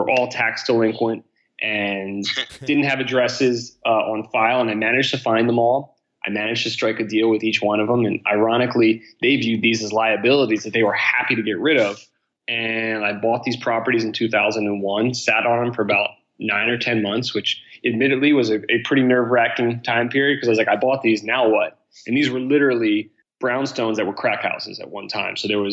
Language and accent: English; Philadelphia, Pennsylvania, United States; also born or lived in Boston; So I grew up here in Center City, Philadelphia, my whole life, and left when I graduated high